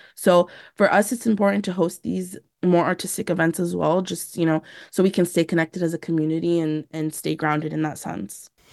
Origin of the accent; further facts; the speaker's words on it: San Diego, California, United States; I was born and raised here in San Diego to Palestinian refugee parents